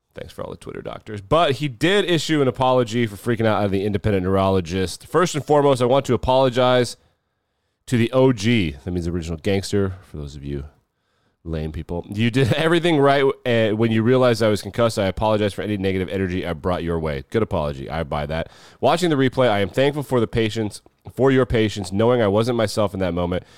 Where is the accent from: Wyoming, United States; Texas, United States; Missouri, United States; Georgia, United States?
Wyoming, United States; my home state of Wyoming